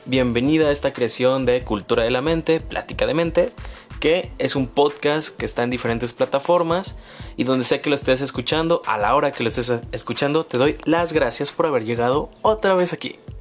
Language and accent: Spanish; Mexico; como mexicanos